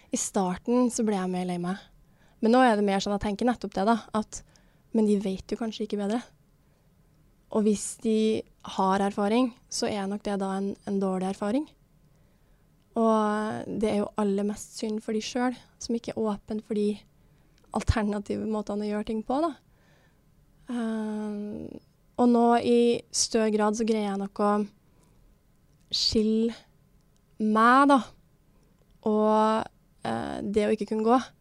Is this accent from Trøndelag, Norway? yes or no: yes; Levanger, Trøndelag, Norway; moved away; var jeg hjemme i Levanger, da, der som jeg kommer fra